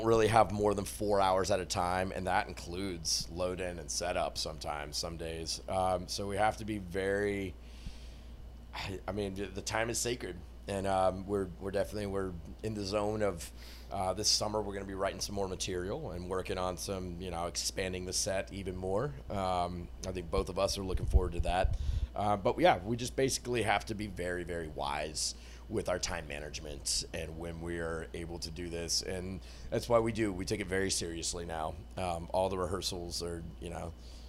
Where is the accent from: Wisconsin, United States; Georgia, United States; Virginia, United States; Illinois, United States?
Georgia, United States; Atlanta; I come down 5 hours from Atlanta. Atlanta, that's how we actually say it.